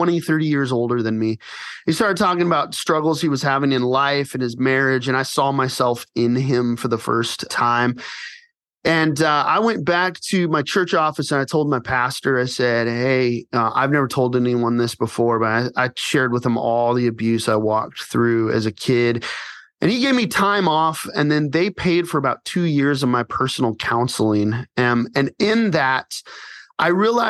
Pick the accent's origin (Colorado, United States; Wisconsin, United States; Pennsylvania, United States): Colorado, United States; Colorado Springs; now in Phoenix, United States; I grew up in Colorado Springs